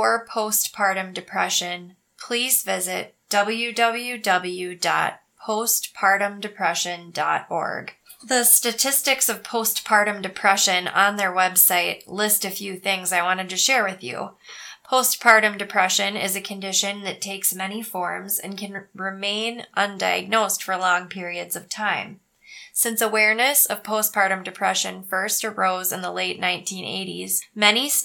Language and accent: English; Cannon Falls, Minnesota, United States; when I was a kid growing up in Cannon Falls